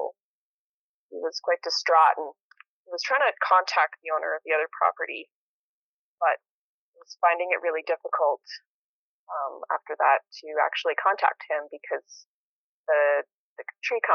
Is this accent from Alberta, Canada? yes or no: yes; St. Albert, Alberta, Canada; moved away as an adult; also born or lived in Edmonton, Canada; now in Nelson, Canada; I grew up in St. Albert, outside of Edmonton.